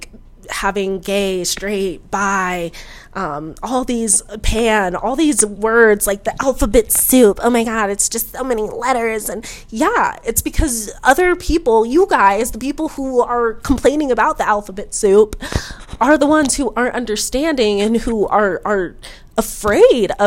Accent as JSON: {"language": "English", "country": "United States"}